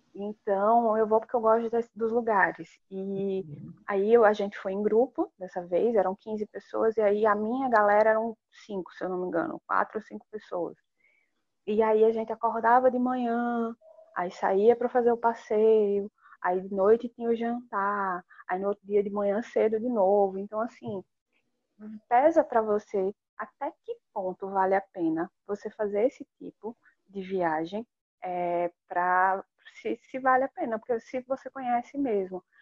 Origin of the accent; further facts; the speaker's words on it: Natal, Rio Grande do Norte, Brazil; nascida, criada e vivendo em Natal, Rio Grande do Norte